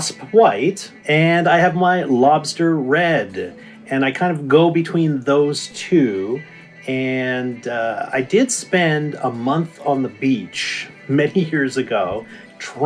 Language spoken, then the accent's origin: English; Ontario, Canada; now in British Columbia, Canada; I grew up in Ontario.